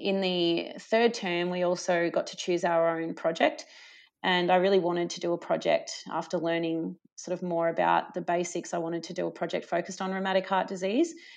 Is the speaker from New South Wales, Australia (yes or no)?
no; Gippsland, Victoria, Australia; moved away as an adult; also born or lived in Traralgon, Victoria / Warragul, Victoria / Darwin; now in Melbourne, Australia; I'm, um, a Gippsland girl. So I grew up in Country Victoria